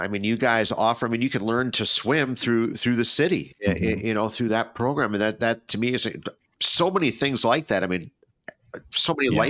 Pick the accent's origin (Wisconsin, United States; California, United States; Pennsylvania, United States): Wisconsin, United States; Appleton; I'm born and raised in Appleton.